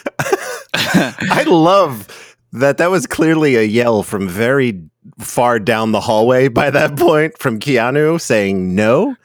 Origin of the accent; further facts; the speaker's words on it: United States; I'm American